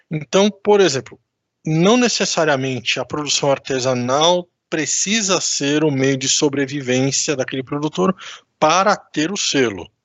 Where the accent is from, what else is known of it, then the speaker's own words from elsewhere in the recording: São Paulo, Brazil; Eu cresci comendo goiabada aqui em São Paulo, né, na capital, a gente chama goiabada cascão.